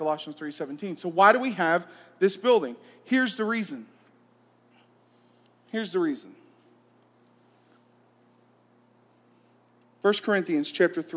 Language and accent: English; Columbus, Georgia, United States; I'm from Columbus, Georgia.